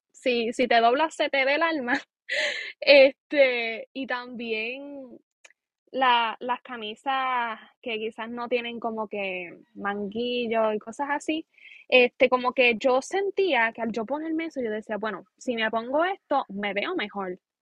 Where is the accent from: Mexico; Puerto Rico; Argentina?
Puerto Rico; Aguada; soy puertorriqueña, aguadeña